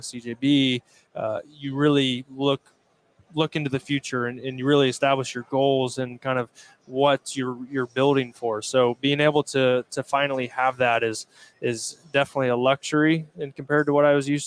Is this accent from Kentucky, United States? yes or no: no; Indiana, United States; my home state, Indiana